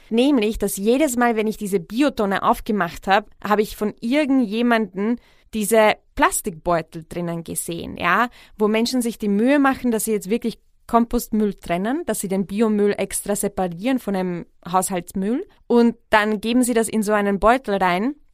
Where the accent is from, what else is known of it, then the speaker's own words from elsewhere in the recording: Czechia; now in Vienna, Austria; in Tschechien, wo ich aufgewachsen bin